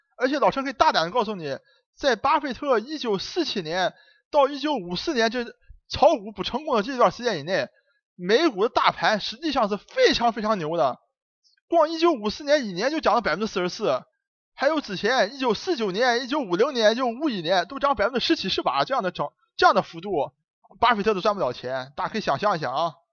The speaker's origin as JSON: {"language": "Chinese", "town": "Dalian", "region": "Liaoning", "country": "China", "accent": "Dalian dialect", "moved": "yes", "said": "我爱我的家乡，虽然我不能像巴菲特一样，常年地坚持地居住在我的家乡，但是我希望把我的乡音能够保存住"}